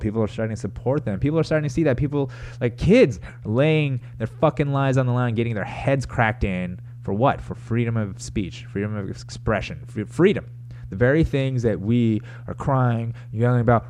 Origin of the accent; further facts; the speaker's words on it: United States; I'm an American